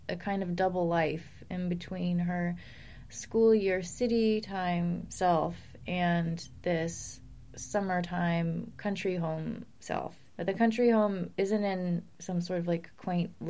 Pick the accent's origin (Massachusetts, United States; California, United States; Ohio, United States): Massachusetts, United States; I'm from New England